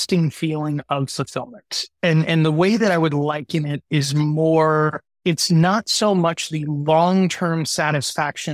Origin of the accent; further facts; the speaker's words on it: Midwest, United States; I grew up in the Midwest